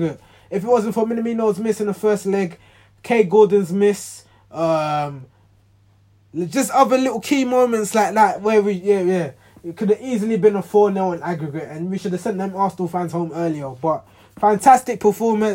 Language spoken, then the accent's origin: English; Ghana; I'm Ghanaian